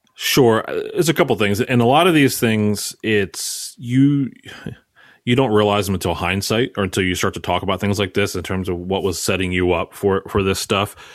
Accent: Maryland, United States; moved away as an adult; now in Philadelphia area, United States; I'm from Maryland. Um, but since I've been an Philly area now for the last ten years

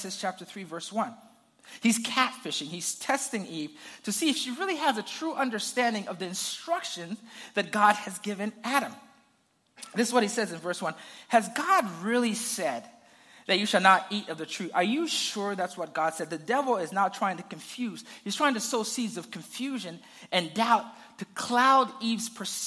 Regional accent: Zambia; I grew up in Zambia, and we had a garden in the back of our house

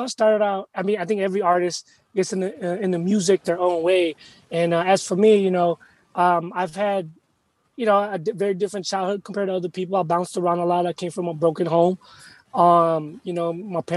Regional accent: United States; also born or lived in Philippines; I'm Filipino, straight up. Yeah. I was born here, but my parents are straight up Filipino.

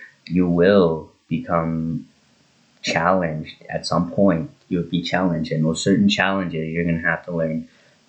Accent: Drayton Valley, Alberta, Canada; my local paper in Drayton Valley, my hometown

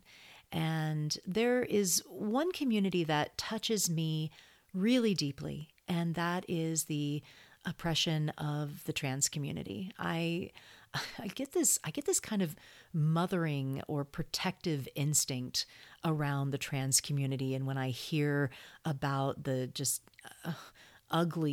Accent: Texas, United States; I grew up in Texas. I went to school in Texas

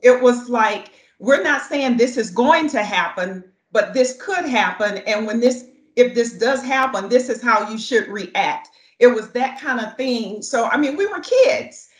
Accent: the South, United States; moved away; I'm just speaking from the South because that's where I was born and raised

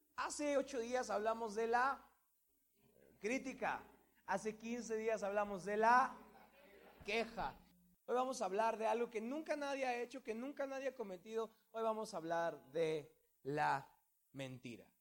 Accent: Mexico

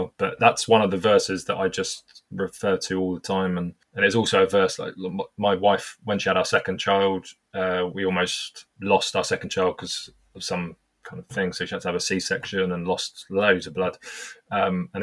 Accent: United Kingdom; I'm obviously British.

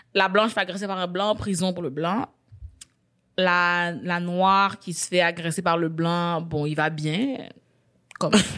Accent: Quebec, Canada; je suis née au Québec

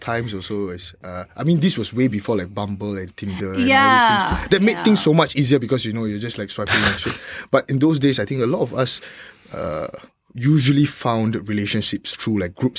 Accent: Singapore; we as Singaporeans, we don't understand these concepts, right? We've grown up with it.

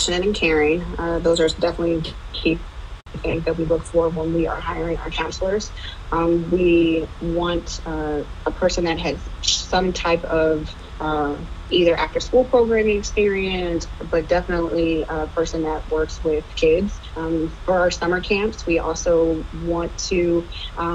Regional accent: Cleveland, Ohio, United States; I am originally from Cleveland, Ohio, and that is where I'm currently at.

